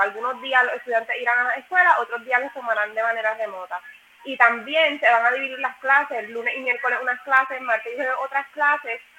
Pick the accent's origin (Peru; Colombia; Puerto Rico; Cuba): Puerto Rico; Yauco; yo soy de Yauco